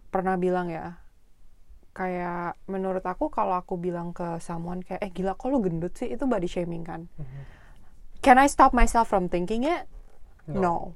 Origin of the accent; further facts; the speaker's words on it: Indonesia; Kayak kita sama-sama orang Indonesia aja ya.